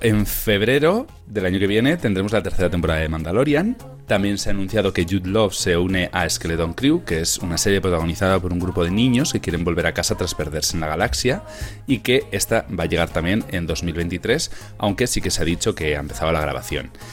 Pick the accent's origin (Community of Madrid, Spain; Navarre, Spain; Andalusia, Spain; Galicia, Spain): Navarre, Spain; Tafalla; esta actriz es de mi pueblo